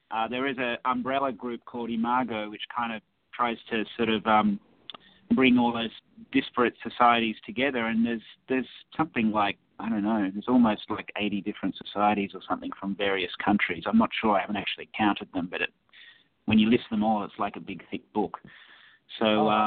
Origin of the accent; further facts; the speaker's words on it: Australia; we do our best to sort of make people aware um, that we're from Australia